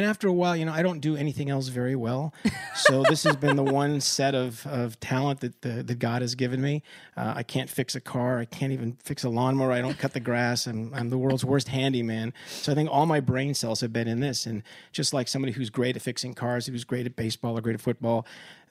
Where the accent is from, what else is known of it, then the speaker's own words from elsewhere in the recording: Wilkes-Barre, Pennsylvania, United States; coming to my hometown doing a show in Wilkes-Barre, Pennsylvania